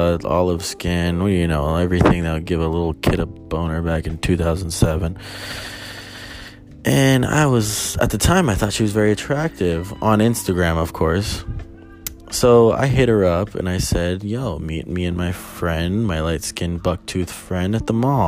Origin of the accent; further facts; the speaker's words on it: Albuquerque, New Mexico, United States; I'm from Albuquerque